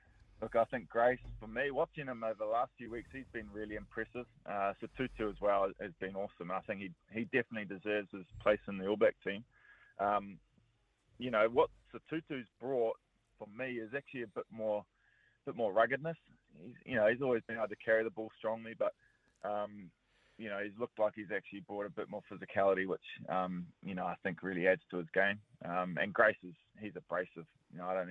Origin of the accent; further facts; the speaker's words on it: Auckland, New Zealand; I grew up in South Auckland